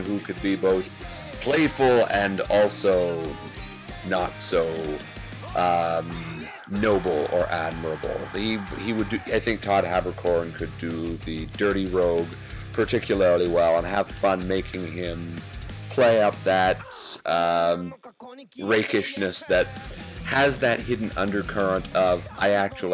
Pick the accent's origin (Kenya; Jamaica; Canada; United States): Canada; As a Canadian